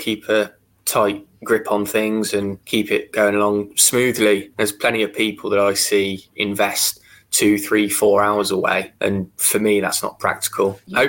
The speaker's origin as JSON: {"language": "English", "area": "Worcestershire", "region": "West Midlands", "country": "United Kingdom", "tie": "born or raised there", "said": "Predominantly Worcestershire. So the portfolio that we've got is all in my hometown"}